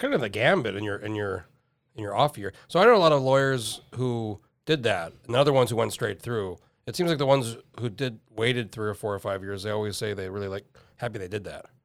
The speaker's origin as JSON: {"language": "English", "town": "Albuquerque", "region": "New Mexico", "country": "United States", "tie": "born or raised there", "moved": "as an adult", "lives_now": "Alaska, United States", "said": "moved here when I was nineteen and oh four and I grew up in New Mexico."}